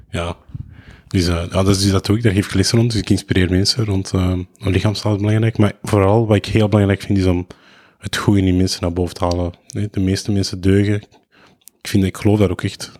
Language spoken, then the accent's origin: Dutch; Lebanon; now in Belgium; ik ben Libanees, dus ik spreek veel Arabisch.